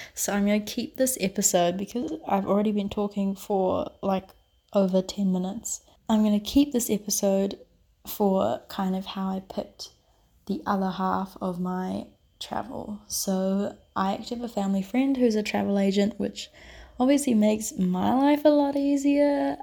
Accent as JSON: {"language": "English", "country": "New Zealand", "moved": "as an adult", "lives_now": "Barcelona, Spain", "said": "I am currently doing a semester abroad in Barcelona, although I'm originally from New Zealand."}